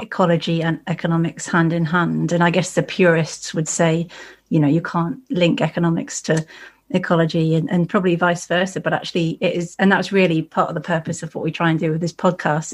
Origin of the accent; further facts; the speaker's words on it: East Devon, South West England, United Kingdom; I grew up in the East Devon AONB.